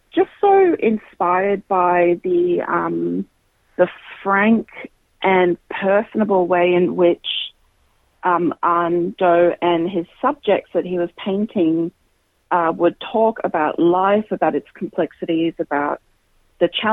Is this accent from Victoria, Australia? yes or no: no; Queensland, Australia; I grew up in Queensland, and I started playing in youth ensembles in Queensland from when I was 7 years old